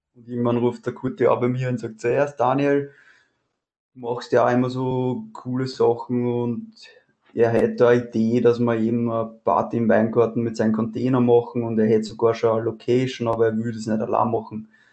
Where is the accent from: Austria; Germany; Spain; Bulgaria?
Austria; Weinviertel, near Wolkersdorf, Lower Austria; Ich komme aus dem Weinviertel, also nördlich von Wien, in der Nähe von Wolkersdorf